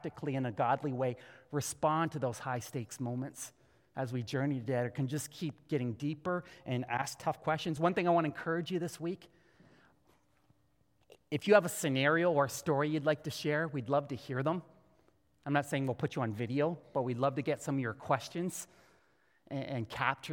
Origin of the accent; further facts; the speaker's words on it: Canada; being a Canadian Christian